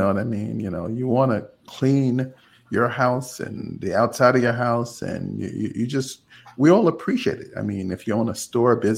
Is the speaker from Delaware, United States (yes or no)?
no; New York, United States; now in Florida, United States; I'm from New York